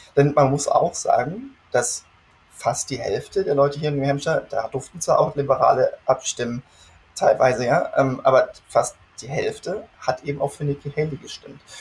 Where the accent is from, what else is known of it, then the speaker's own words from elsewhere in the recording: Germany; moved away as an adult; now in United States; als Deutscher